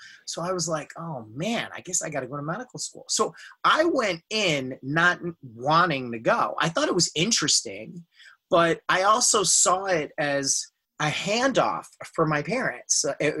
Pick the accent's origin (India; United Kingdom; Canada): India; I am Indian. I was raised Sufi